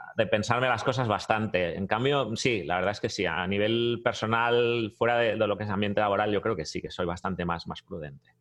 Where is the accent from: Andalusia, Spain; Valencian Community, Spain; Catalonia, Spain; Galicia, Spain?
Catalonia, Spain; Barcelona; moved away as an adult; now in United States; Sí, sí, soy catalán, soy de Barcelona.